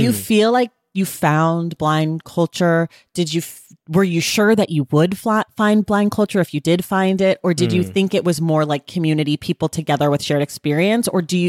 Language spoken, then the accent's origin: English; Oakland, California, United States; it's pertinent to my life because I'm from Oakland, California